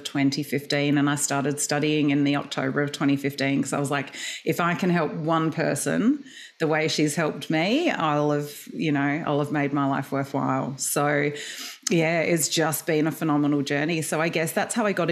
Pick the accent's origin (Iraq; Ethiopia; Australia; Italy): Australia; Adelaide, South Australia; moved away as an adult; also born or lived in Perth, Australia / United Kingdom; now in Melbourne, Australia; I was born in Perth and then grew up in Adelaide